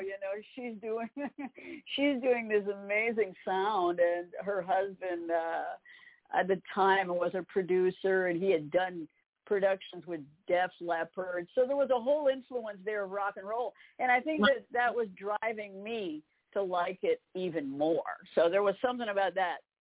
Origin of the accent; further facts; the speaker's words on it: Campbellton, New Brunswick, Canada; moved away as an adult; now in Nashville, United States; in Campbellton, New Brunswick, in Canada